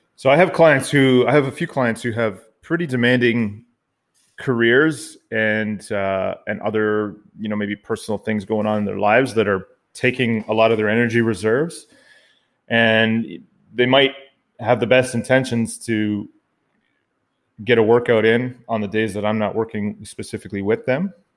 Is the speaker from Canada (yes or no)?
yes; Canada; also born or lived in Ottawa, Ontario, Canada; I'm the Canadian half of this dynamic podcasting duo